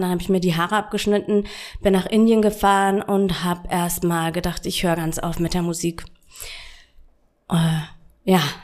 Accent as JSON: {"language": "German", "region": "Bavaria", "country": "Germany", "tie": "born or raised there", "said": "Und wo ich 13 war, äh, ich stamme aus Bayern"}